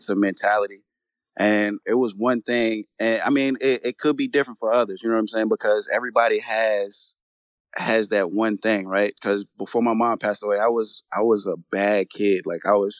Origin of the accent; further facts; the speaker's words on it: Charlotte, North Carolina, United States; moved away; also born or lived in New York / Germany; I was born in New York, but I was raised mostly in North Carolina